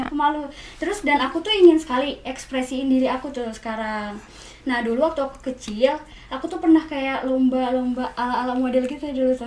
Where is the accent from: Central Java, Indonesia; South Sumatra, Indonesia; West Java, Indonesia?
West Java, Indonesia; Bandung; born or raised there; also born or lived in Garut